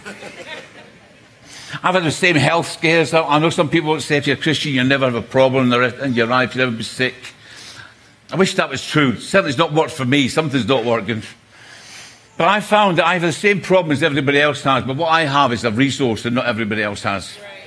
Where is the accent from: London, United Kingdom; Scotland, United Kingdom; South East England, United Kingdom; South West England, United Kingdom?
Scotland, United Kingdom; I'm from Scotland